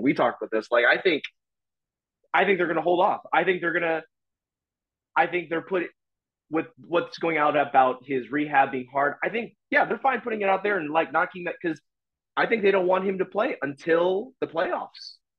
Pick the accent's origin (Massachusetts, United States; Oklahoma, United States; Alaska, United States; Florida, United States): Florida, United States; Orlando; now in Seattle, United States; I'm from Orlando, Florida. So I rep Orlando hard, and I live in Seattle now